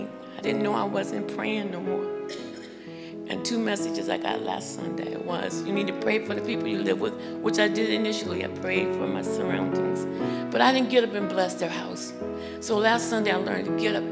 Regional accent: Massachusetts, United States; moved away; I come from Massachusetts, and I've been almost homeless

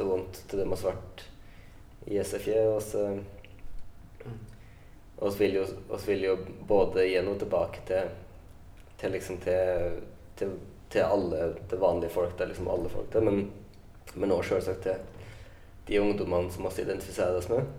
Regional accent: Lærdal, Vestland, Norway; moved away; når jeg er hjemme i Lærdal

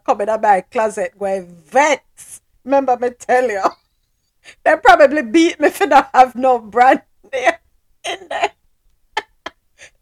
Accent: Jamaica; moved away; I'm from Jamaica

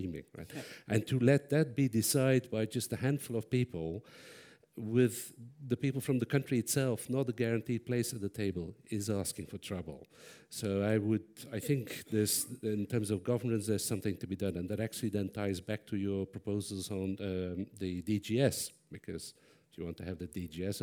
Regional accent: Belgium; I'm from Belgium

